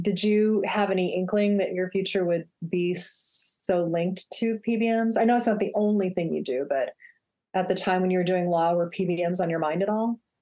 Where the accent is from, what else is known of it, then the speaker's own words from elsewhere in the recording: Phoenix, Arizona, United States; my hometown of Phoenix, Arizona